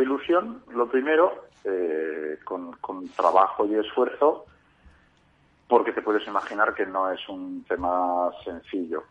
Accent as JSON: {"language": "Spanish", "town": "Bilbao", "region": "Basque Country", "country": "Spain", "said": "yo soy de Bilbao"}